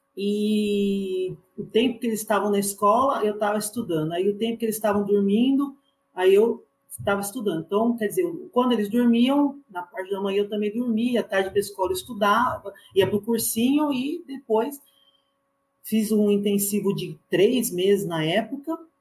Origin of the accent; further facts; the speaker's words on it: Mogi das Cruzes, São Paulo, Brazil; eu sou de Mogi